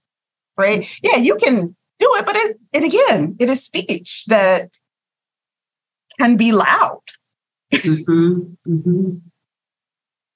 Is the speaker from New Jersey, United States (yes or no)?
no; Virginia, United States; I'm a Virginia girl